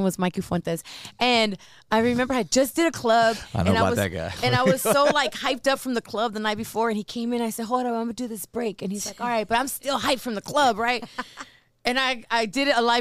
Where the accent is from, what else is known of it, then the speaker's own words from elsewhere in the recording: Compton, California, United States; also born or lived in Los Angeles, California / Las Vegas, Nevada; I'm from Southern Cali. Like, I have family, I have friends.